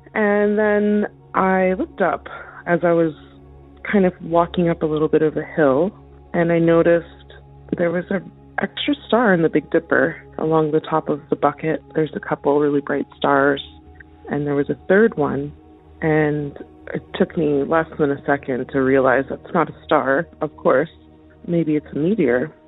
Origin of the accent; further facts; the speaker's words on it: central northern Alberta, Canada; I'm calling in from Alberta, Canada, uh, and I'm from central northern Alberta